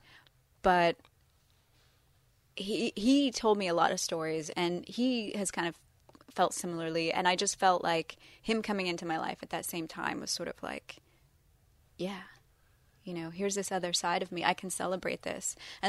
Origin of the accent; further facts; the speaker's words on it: London, United Kingdom; born there; I was born in London, and, you know, race is not, is different there.